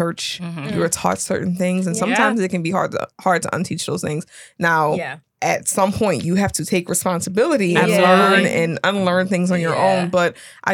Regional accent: Harvey, Louisiana, United States; I'm from Louisiana, from the West Bank.

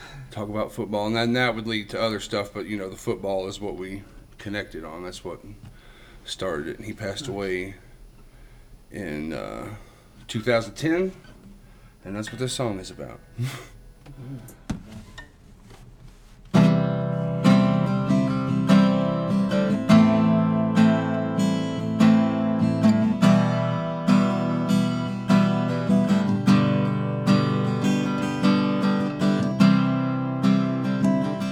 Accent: Kingsport, Tennessee, United States; I am from Kingsport

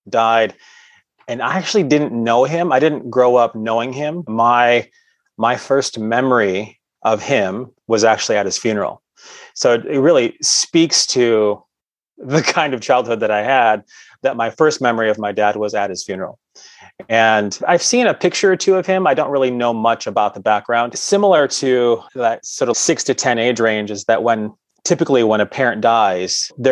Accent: Cement City, Michigan, United States; I grew up in a small town in southern Michigan called Cement City

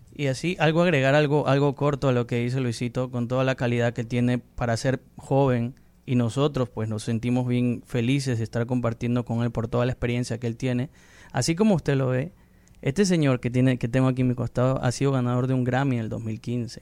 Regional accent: Peru; moved away as an adult; now in United States; soy del Perú vivo en Estados Unidos ya como cuatro años.

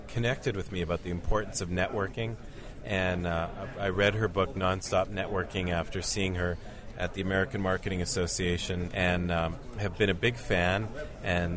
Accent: Canada; moved away; I grew up in Canada

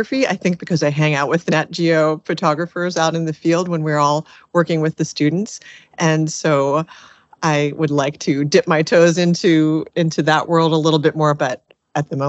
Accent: Annapolis, Maryland, United States; a small nonprofit here in my hometown of Annapolis, Maryland

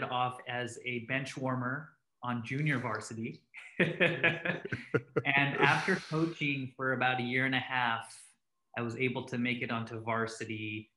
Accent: Southern California, United States; born or raised there; also born or lived in New Jersey

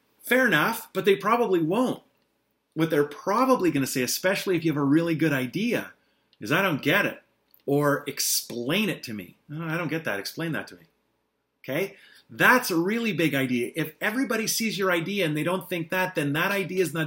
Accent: eastern Ontario, Canada; moved away; I'm driving up to my hometown to visit my mom

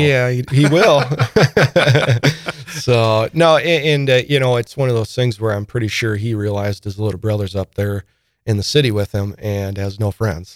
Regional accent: Sioux Falls, South Dakota, United States; born or raised there; also born or lived in Saint Paul

